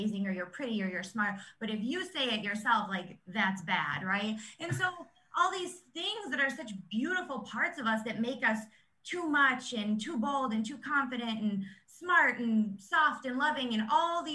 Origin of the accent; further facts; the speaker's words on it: New York, United States; moved away as an adult; now in Phoenix, United States; I'm actually from New York, and now we live in Phoenix